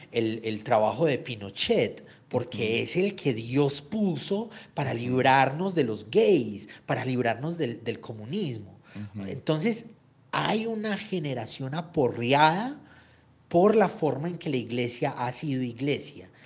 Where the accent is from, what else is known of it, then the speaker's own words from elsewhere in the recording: Antioquia, Colombia; Yo soy antioqueño en mi país